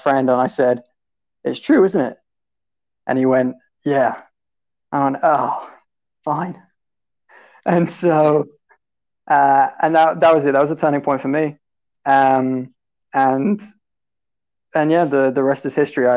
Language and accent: English; Romsey, South East England, United Kingdom; accent: British; I am from South England, from a town called Romsey